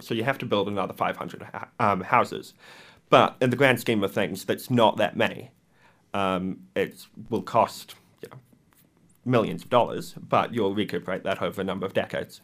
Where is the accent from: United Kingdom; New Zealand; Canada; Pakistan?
New Zealand; Wellington; I'm a local. I grew up in Thorndon and now I reside in Mount Vic.